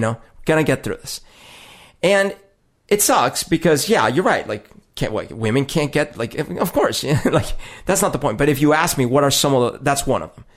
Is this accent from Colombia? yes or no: yes; Colombia; moved away; growing up in Colombia is weird 'cause it is a very sexist society